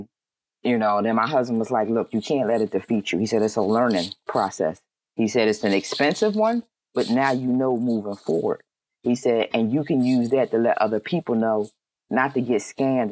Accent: Philadelphia, Pennsylvania, United States; I'm from Philly.

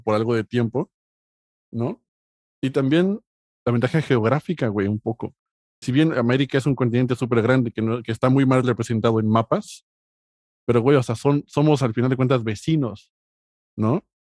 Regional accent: Mexico; now in Spain; como mexicano

